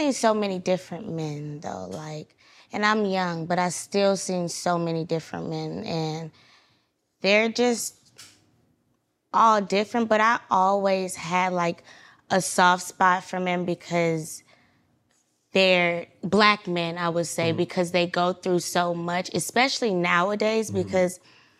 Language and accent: English; Atlanta, Georgia, United States; born or raised there